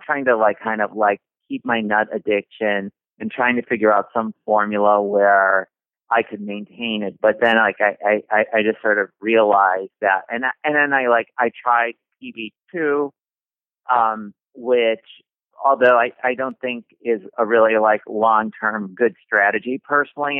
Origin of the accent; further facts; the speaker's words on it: Chicago, Illinois, United States; I grew up basically in Chicago